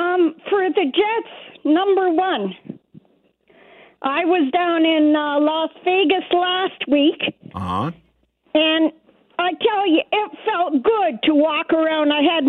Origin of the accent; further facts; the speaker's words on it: Winnipeg, Manitoba, Canada; where are you from? And I'm like, Winnipeg.